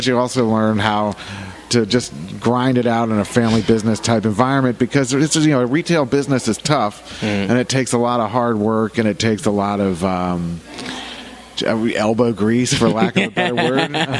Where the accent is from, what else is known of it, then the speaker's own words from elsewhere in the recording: Dayton, Ohio, United States; born there; now in Jacksonville, United States; actually born in Dayton, Ohio. {S1} Okay. {S2} But I've been living in Jacksonville since 1982. I consider it my hometown.